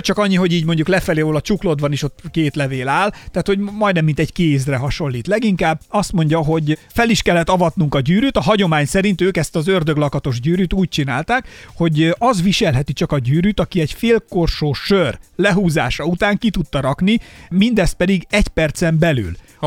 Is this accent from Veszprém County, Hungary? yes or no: no; Somogy, Hungary; én somogyi gyerek vagyok